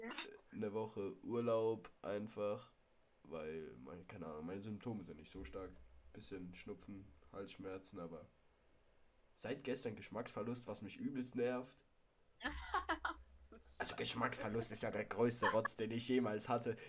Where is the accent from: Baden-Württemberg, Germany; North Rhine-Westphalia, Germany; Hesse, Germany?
Hesse, Germany; moved away; da war ich in Hessen in meiner alten Heimat